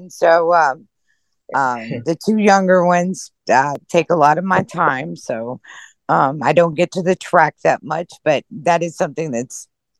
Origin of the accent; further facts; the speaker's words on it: Louisville, Kentucky, United States; I'm from Louisville, Kentucky.